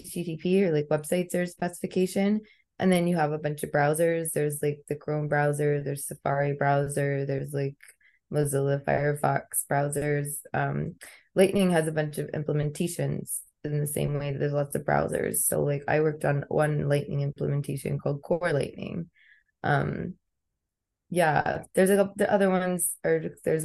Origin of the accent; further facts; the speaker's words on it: Texas, United States; I live in Texas. I'm from Texas originally